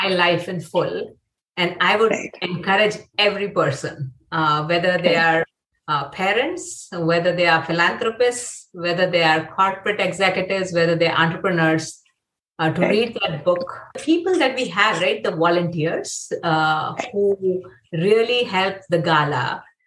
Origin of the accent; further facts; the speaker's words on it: Mumbai, Maharashtra, India; moved away; I grew up in Mumbai